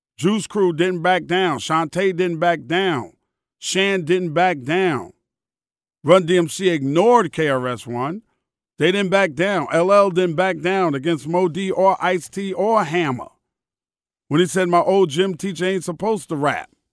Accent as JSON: {"language": "English", "town": "New York City", "region": "New York", "country": "United States", "said": "I'm from Queens."}